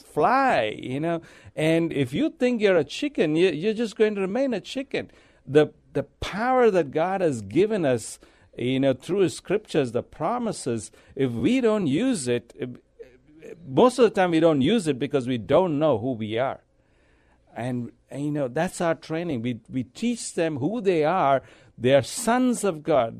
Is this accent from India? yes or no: yes; India; moved away as an adult; also born or lived in Abu Dhabi, United Arab Emirates / Dubai, United Arab Emirates; now in San Antonio, United States; I'm from India. I, I was born there. I lived there most of my life.